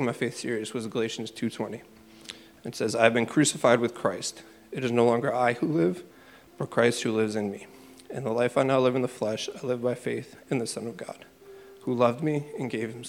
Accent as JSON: {"language": "English", "town": "Springfield", "region": "Massachusetts", "country": "United States", "tie": "born or raised there", "also_born_or_lived": "Chicopee", "said": "I grew up here in Springfield and Chicopee"}